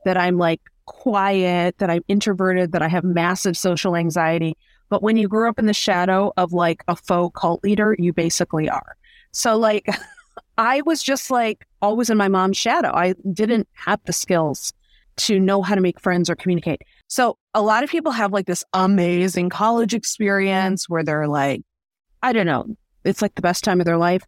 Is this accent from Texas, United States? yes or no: no; Detroit, Michigan, United States; I grew up here in the Metro Detroit area.